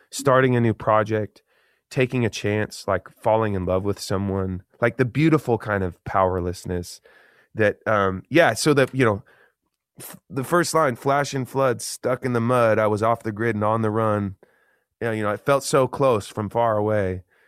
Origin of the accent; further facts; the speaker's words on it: Eugene, Oregon, United States; Growing up in Eugene, Oregon, that was like a cool thing to be creative.